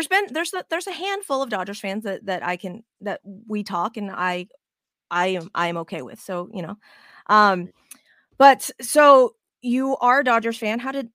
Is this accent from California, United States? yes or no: no; Las Vegas, Nevada, United States; I was raised in Vegas, so it would be great to go back home for a little bit.